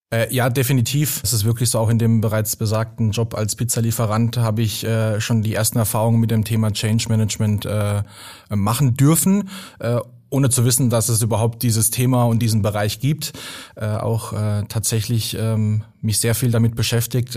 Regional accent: Baden-Württemberg, Germany; da, wo ich herkomme, aus dem schönen äh, Baden

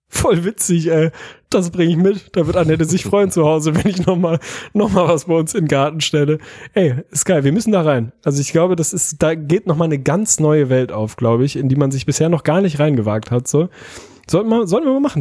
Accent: Hamburg, Germany; Also ich komme ja aus Hamburg

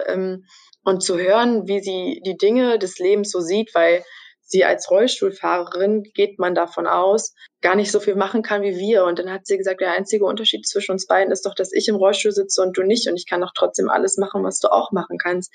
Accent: Brandenburg, Germany; moved away as an adult; now in Stralsund, Germany; Ich komme ursprünglich aus Brandenburg, lebe aber äh, seit dem letzten Jahr September, seitdem ich also das Volontariat begonnen habe, in Mecklenburg-Vorpommern, genauer gesagt in Stralsund.

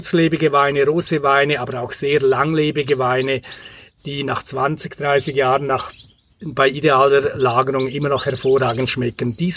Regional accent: Grisons, Switzerland; ich stamme aus der Bündner Herrschaft, aus einer kleinen Weingegend in Graubünden. Und da bin ich mit Pinot Noir, mit Spätburgunder groß geworden.

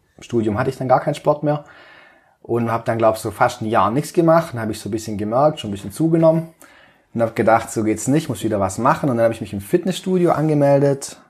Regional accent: Balingen, Baden-Württemberg, Germany; moved away as an adult; also born or lived in Böblingen; bin in Balingen geboren und aufgewachsen, so südlich von Tübingen nochmal, 50 Kilometer circa

